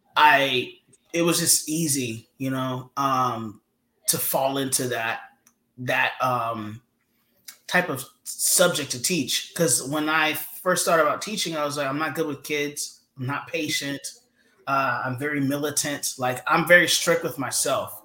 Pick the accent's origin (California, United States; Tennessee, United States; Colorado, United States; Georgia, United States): Georgia, United States; moved away as an adult; I'm from the South.